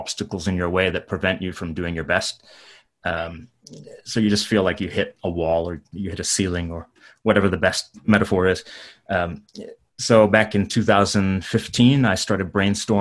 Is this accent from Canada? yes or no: yes; Canada; moved away as an adult; now in Japan; I'm from Canada